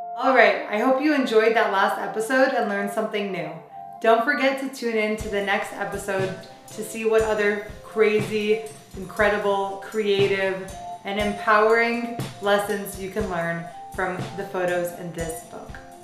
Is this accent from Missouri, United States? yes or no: yes; St. Louis, Missouri, United States; I'm from St. Louis, Missouri